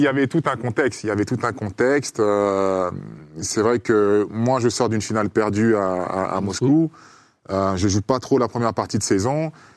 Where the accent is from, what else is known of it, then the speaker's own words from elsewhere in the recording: Côte d’Ivoire; moved away; on est ivoirien